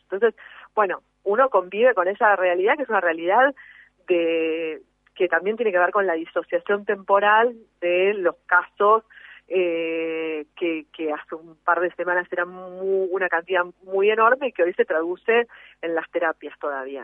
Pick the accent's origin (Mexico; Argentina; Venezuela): Argentina; todos somos argentinos, todos habitamos el mismo suelo